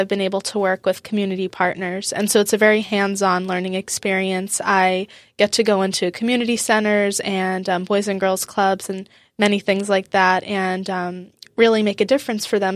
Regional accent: Boca Raton, Florida, United States; moved away as an adult; also born or lived in University of Wisconsin; now in Wisconsin, United States; I grew up in South Florida in Boca Raton. And I lived there until I was eighteen

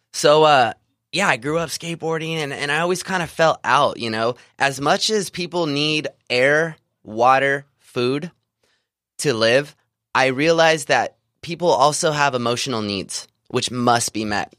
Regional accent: Visalia, California, United States; I grew up in Central California, uh, small town of Visalia

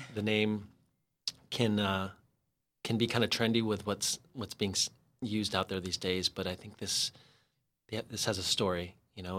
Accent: San Diego, California, United States; moved away; also born or lived in Los Angeles; I ended up moving back to San Diego, to my hometown, after sixteen years in L

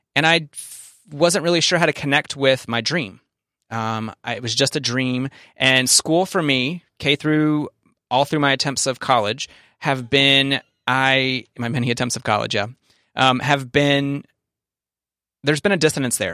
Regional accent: the South, United States; we're both from the South.

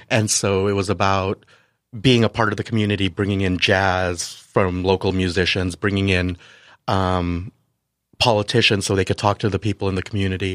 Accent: San Diego, California, United States; also born or lived in Manila / Canada / France; I came here, uh, grew up here

